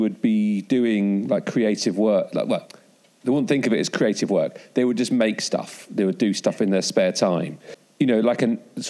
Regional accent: Cleethorpes, Yorkshire and the Humber, United Kingdom; I'm from Grimsby originally. And, well, Cleethorpes

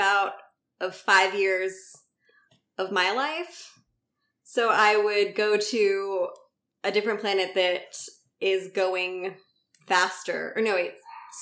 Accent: San Diego, California, United States; moved away as an adult; now in New York City, United States; I'm currently in San Diego, back home. This is my hometown

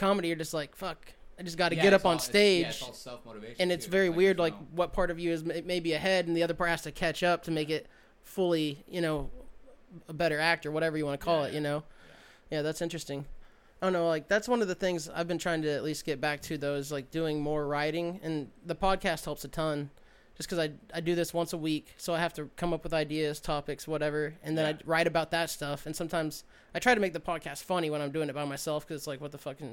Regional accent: Kansas, United States; moved away as an adult; I grew up in Kansas

